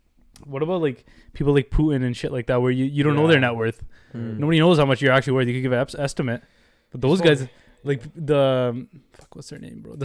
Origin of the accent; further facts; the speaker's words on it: Canada; As Canadians, this is from as a Canadian